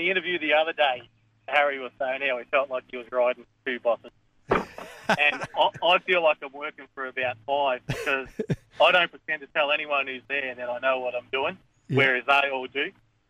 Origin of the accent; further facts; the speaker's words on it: the Mallee, near Birchip, Victoria, Australia; when I was growing up, I actually grew up at a town called Nullarbor, which... about 20 miles from Birchip.